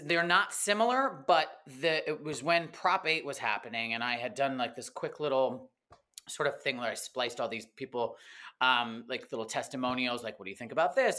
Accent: East Coast, United States; now in Los Angeles, United States; I grew up in the East Coast, but not right in Brooklyn or Manhattan or anything

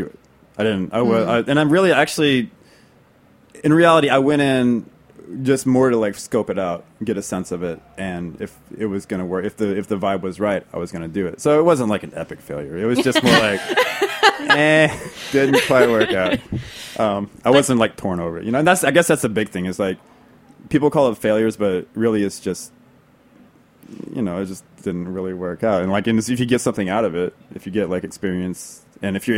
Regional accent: Texas, United States; I'm from Texas.

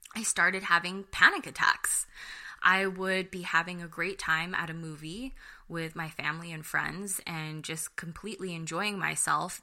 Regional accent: United States; I'm Filipino American

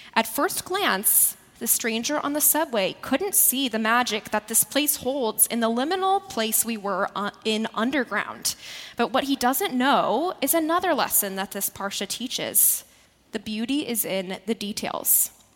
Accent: Midwest, United States; now in New York, United States; the Midwesterner in me is still alive and well.

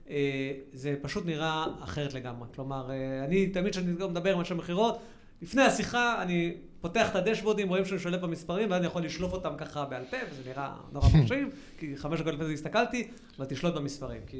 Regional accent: United States; moved away; also born or lived in Israel; גדלתי גם בארצות הברית

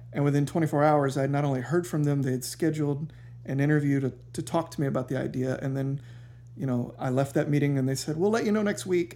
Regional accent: Savannah, Georgia, United States; I grew up here in Savannah.

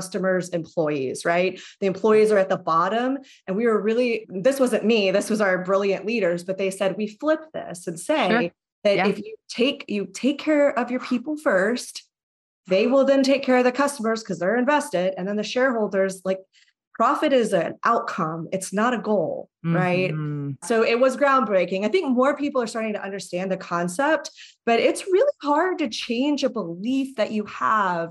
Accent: Texas, United States; moved away as an adult; I'm from Texas

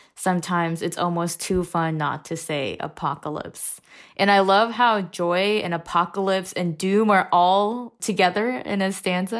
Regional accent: Indiana, United States; I grew up in Indiana, um, after my family immigrated, so I pretty much did my first grade to twelfth grade in Indiana.

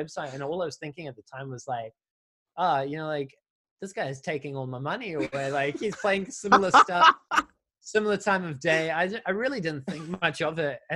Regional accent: Auckland, New Zealand; I grew up in New Zealand in Auckland

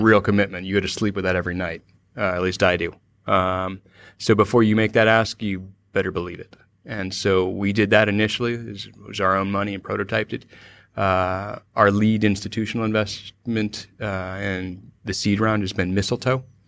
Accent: Cupertino, California, United States; moved away; also born or lived in San Francisco; I was born and raised in Cupertino

